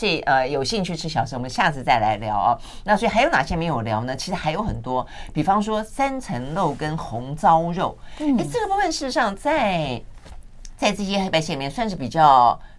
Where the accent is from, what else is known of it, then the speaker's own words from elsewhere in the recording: southern Taiwan, Taiwan; 我虽然是南部长大的哈，嗯、但是呢，因为南部长大，小时候都在家里吃，